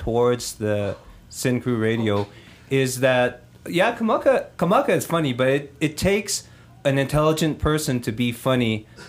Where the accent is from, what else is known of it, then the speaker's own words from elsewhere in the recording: Papakolea, Hawaii, United States; also born or lived in Eugene, Oregon; now in Los Angeles, United States; One thing I feel as a Hawaiian, I was born in Eugene, Oregon, and we were raised for a while in Papakolea, and then I've been in L.A. since 1968.